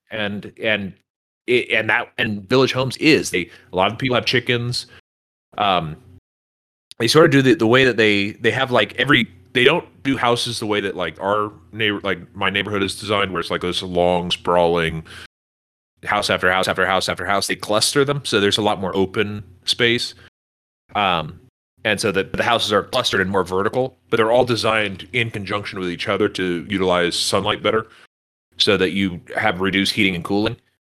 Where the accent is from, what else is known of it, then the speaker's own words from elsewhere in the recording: Northern California, United States; now in Texas, United States; I grew up in Northern California